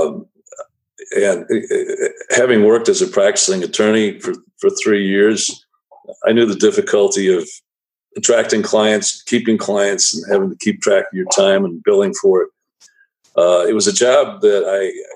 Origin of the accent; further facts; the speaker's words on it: Racine, Wisconsin, United States; moved away as an adult; also born or lived in Washington; growing up in Wisconsin, the only pro sports team we had in my younger years were the Milwaukee Braves